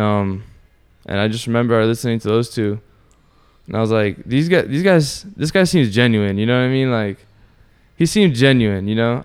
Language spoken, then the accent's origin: English; Orlando, Florida, United States; also born or lived in Sanford; born and raised in Orlando